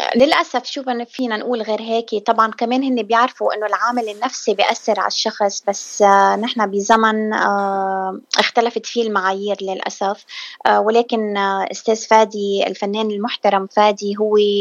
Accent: South Lebanon, Lebanon; now in Michigan, United States; أنا من الجنوب جنوبية من الجنوب من لبنان

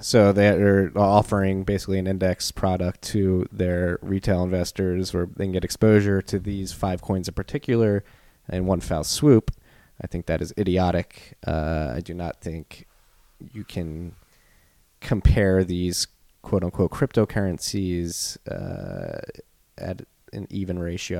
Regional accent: Philadelphia, Pennsylvania, United States; accent: Philly; I got my Philly accent.

